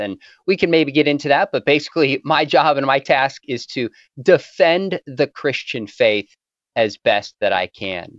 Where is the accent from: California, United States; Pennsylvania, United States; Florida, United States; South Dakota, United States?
California, United States; also born or lived in Orange County; I was from California